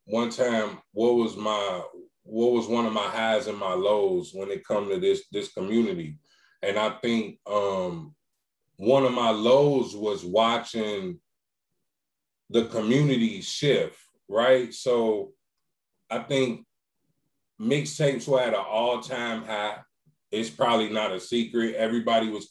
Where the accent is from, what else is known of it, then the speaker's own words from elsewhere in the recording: Chicago, Illinois, United States; I'm from Chicago